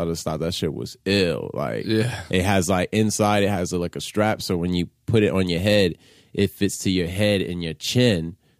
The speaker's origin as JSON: {"language": "English", "town": "Los Angeles", "region": "California", "country": "United States", "tie": "born or raised there", "said": "Definitely born and lived there."}